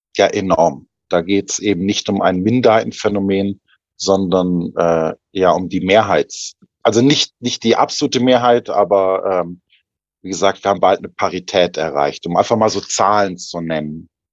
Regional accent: Germany; moved away; als Deutscher, als Priester, als Theologe, als Mönch

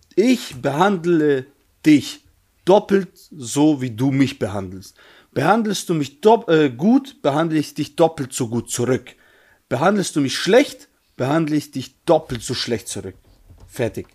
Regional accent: Germany; ich in Deutschland geboren bin und eigentlich, ich bin eigentlich, wenn man es so sieht, wenn ich jetzt meine Eltern, wenn man meine Eltern wegnimmt, ich bin eigentlich Deutscher

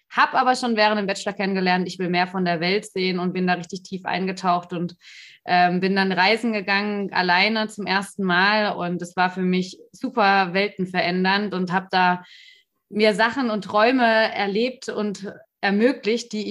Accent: Stuttgart, Baden-Württemberg, Germany; now in Berlin, Germany; Also ich wohne jetzt in Berlin, ich bin eigentlich aus Stuttgart, aus dem Ländle. Dementsprechend auch mit äh, solchen Werten teilweise aufgewachsen.

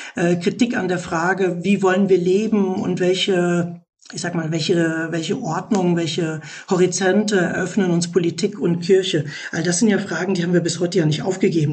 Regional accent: Germany; Bei uns in Deutschland

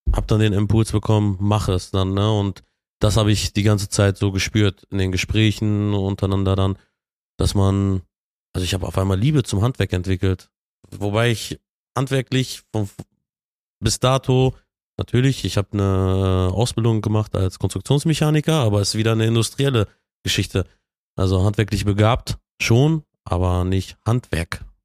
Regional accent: Bielefeld, North Rhine-Westphalia, Germany; Ich bin äh, gebürtiger Bielefelder.

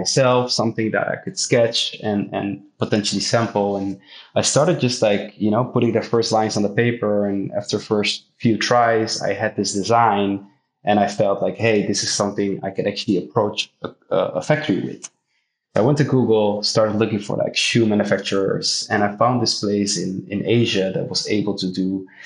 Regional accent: Amsterdam, North Holland, Netherlands; Born and raised in Amsterdam

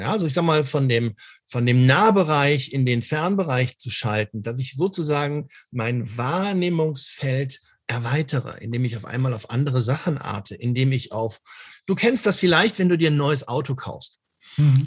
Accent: Cologne, North Rhine-Westphalia, Germany; als Kölsche Jung

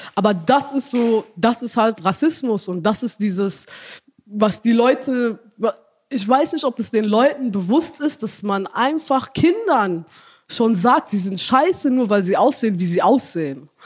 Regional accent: Ethiopia; now in Germany; ich bin ja in Äthiopien aufgewachsen, aber wie gesagt, mhm. meine Mutter ist Deutsche

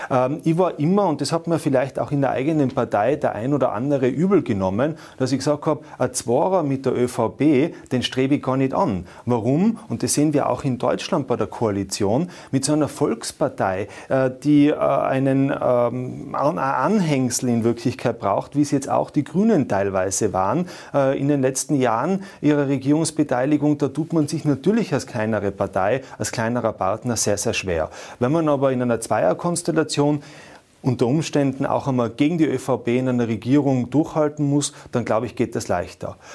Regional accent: Tyrol, Austria; die italienischen Verhältnisse, die haben wir jetzt zur Zeit bei uns in Tirol, wenn ich mir die Landesregierung anschaue.

